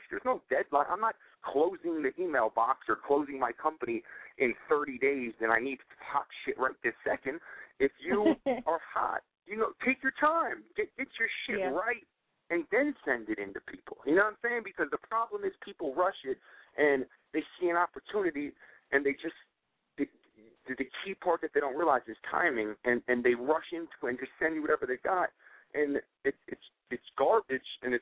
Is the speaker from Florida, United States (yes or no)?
yes; Florida, United States; also born or lived in Miami / Los Angeles; I'm from Florida. I'm back and forth between Miami and L.A.